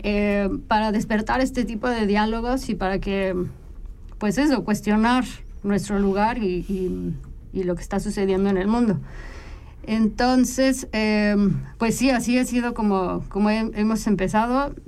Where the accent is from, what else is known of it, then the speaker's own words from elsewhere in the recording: Mexico; moved away as an adult; now in Switzerland; yo soy mexicana. Eh, nací, nací en México, crecí en México